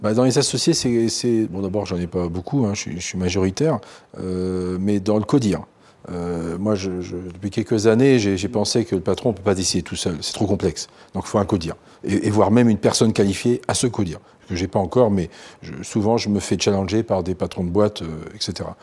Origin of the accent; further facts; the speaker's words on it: northern Italy, Italy; now in France; je viens du nord de l'Italie.